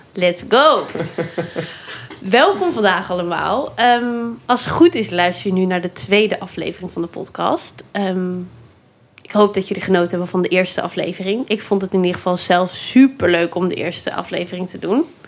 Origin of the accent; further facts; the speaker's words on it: Randstad, Netherlands; now in Nijmegen, Netherlands; ik kom uit de Randstad